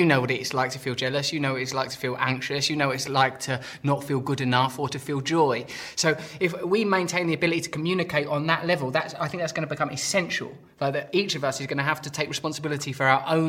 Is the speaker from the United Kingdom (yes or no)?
yes; England, United Kingdom; I'm an Englishman.